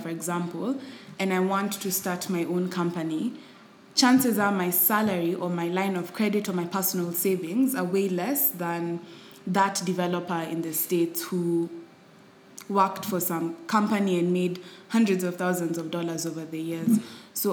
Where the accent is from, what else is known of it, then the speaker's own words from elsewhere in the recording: Kenya; we as Kenyan entrepreneurs